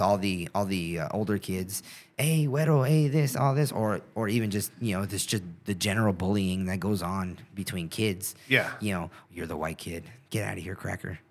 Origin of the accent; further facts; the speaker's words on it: South Gate, California, United States; I grew up in Southgate, California